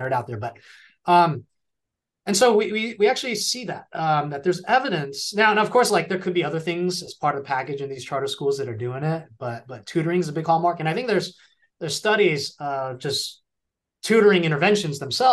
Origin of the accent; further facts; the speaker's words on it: California, United States; I grew up in California